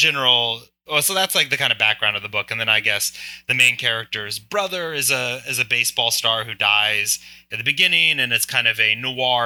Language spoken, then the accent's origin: English; Virginia, United States; moved away as an adult; now in New York, United States; When I moved to New York, so I grew up in Virginia.